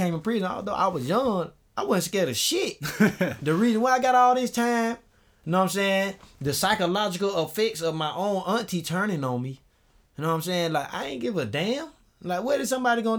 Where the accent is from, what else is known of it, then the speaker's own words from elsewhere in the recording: Augusta, Georgia, United States; I'm from Augusta. Like, I'm from Swainburg